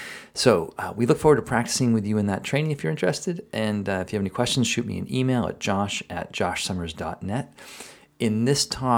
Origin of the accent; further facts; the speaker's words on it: Marshfield, Massachusetts, United States; So she grew up in Quincy, Massachusetts, and I grew up in Marshfield.